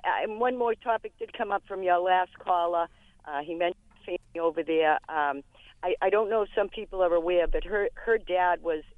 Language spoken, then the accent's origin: English; Massachusetts, United States; I'm from Massachusetts.